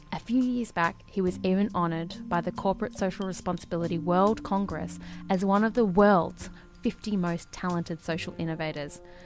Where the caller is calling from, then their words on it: Melbourne, Victoria, Australia; I'm calling from Melbourne.